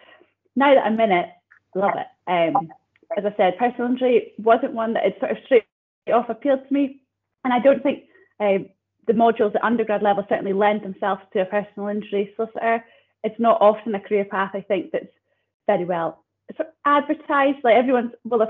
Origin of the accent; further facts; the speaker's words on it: Banchory, Scotland, United Kingdom; I grew up out in Bangtree, primary, secondary school there.